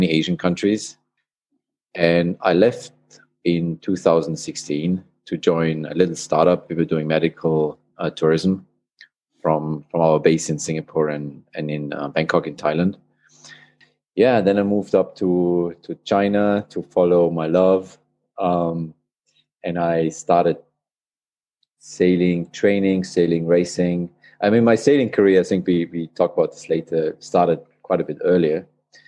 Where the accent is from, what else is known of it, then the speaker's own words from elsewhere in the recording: Austria; moved away as an adult; also born or lived in Australia / Hong Kong; I'm an Austrian. I was born in Austria, close to the border to Switzerland. That's where I grew up